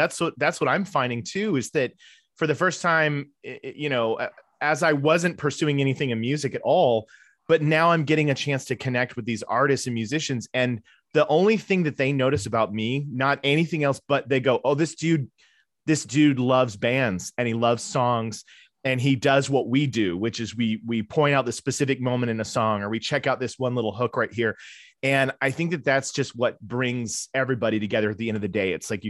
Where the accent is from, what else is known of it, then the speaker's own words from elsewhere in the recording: Tulsa, Oklahoma, United States; I'm originally from Tulsa, Oklahoma, and that's where I was born and raised, which is not a place that I get back to often. I moved away